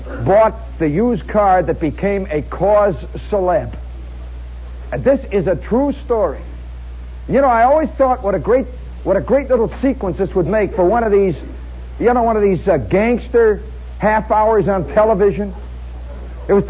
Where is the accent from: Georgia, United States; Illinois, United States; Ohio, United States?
Illinois, United States; Chicago